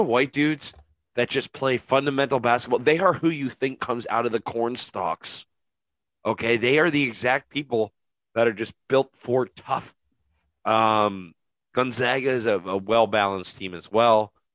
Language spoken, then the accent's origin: English; Capital Region, New York, United States; I'm from the Capital Region, the Live 1-8